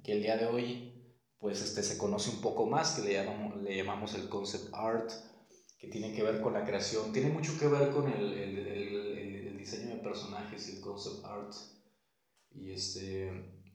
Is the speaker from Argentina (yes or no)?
no; Guadalajara, Jalisco, Mexico; soy originario de Guadalajara, Jalisco